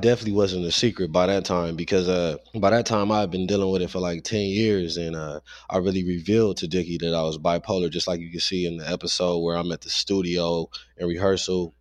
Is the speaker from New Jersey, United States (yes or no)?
no; Los Angeles, California, United States; growing up in South Central